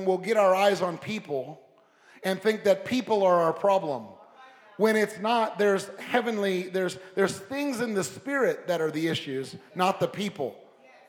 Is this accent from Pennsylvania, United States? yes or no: no; Long Beach, California, United States; also born or lived in La Puente, California; I was raised in Southern California, and I was raised as a kid in Long Beach, and I went to high school in the city of La Puente